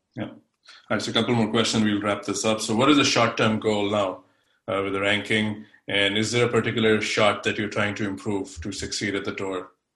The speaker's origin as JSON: {"language": "English", "country": "India", "moved": "yes", "lives_now": "United States", "said": "I'm originally from India, but now I'm based in states."}